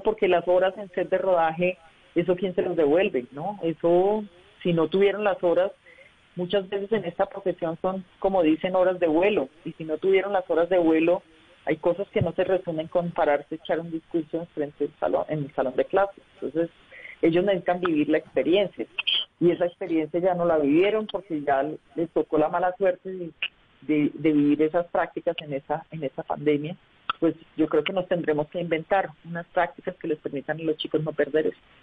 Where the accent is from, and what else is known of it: El Socorro, Santander, Colombia; also born or lived in Bucaramanga; now in Bogotá, Colombia